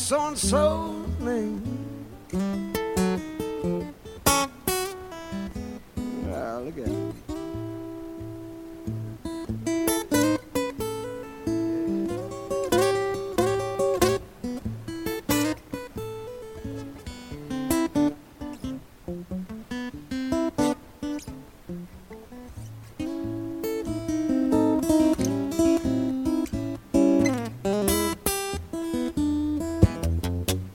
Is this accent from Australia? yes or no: yes; Malmesbury, Victoria, Australia; moved away; also born or lived in Melbourne; So I'm from Central Victoria. I grew up in Malmesbury, that's where I'm from.